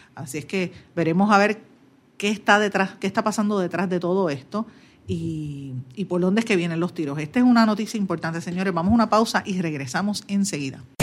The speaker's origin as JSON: {"language": "Spanish", "country": "Puerto Rico", "said": "estamos subeditados totalmente a lo que digan los americanos"}